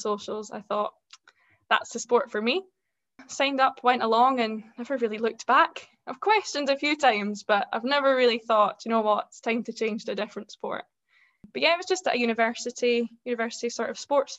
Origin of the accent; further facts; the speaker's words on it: Scotland, United Kingdom; And I'm from Scotland. I'm living in Edinburgh just now. I grew up fairly close to here